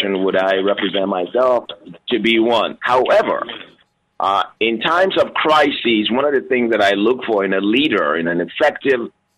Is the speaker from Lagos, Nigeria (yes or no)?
yes; Lagos, Nigeria; now in United States; I grew up in Lagos, Nigeria. I was born in Lagos, Nigeria